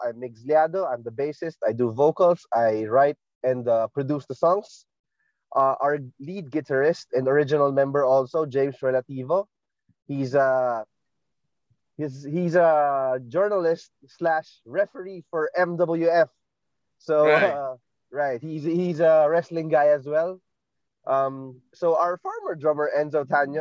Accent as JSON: {"language": "English", "town": "Marikina", "region": "Metro Manila", "country": "Philippines", "said": "I'm from Marikina"}